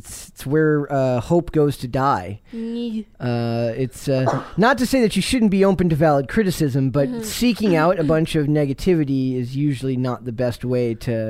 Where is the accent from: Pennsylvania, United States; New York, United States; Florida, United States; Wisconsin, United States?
Wisconsin, United States; I'm from Wisconsin.